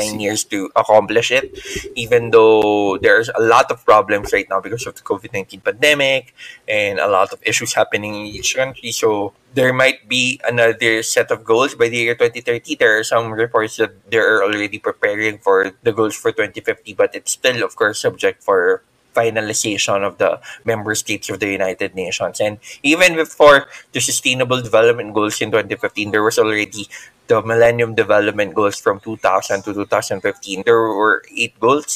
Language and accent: English; Philippines; I'm from the Philippines